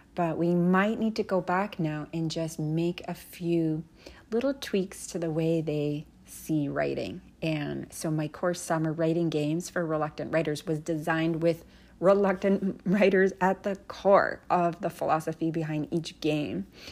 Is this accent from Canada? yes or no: yes; Canada; When I was growing up in Canada